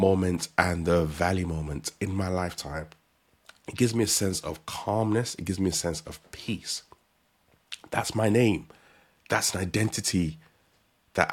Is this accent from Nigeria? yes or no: yes; Nigeria; As a Nigerian